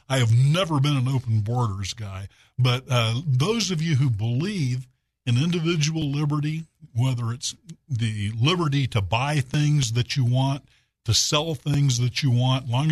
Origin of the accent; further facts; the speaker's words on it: Little Rock, Arkansas, United States; insurance agent here in my hometown of Little Rock for the last 38 years now